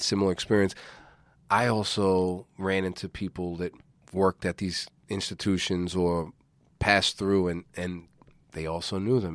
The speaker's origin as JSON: {"language": "English", "country": "United States", "said": "as an American citizen"}